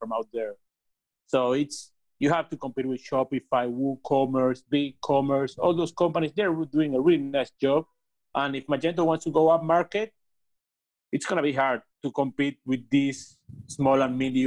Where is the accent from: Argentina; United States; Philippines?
Argentina; I was born here in Argentina